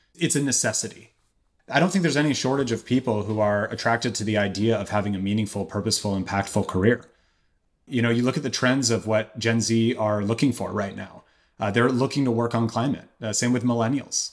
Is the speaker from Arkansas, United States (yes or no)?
no; Berkeley, California, United States; I'm from Berkeley, and I remember seeing inconvenient truth in theaters with my very Berkeley parents